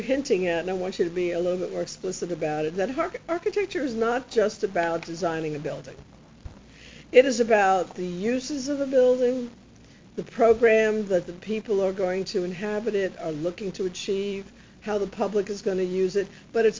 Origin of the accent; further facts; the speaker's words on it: New York, United States; I grew up with that in New York.